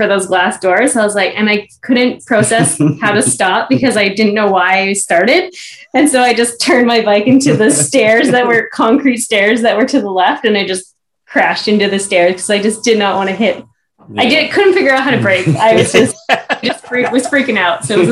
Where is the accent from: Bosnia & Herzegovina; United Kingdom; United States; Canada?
Canada; we were from Canada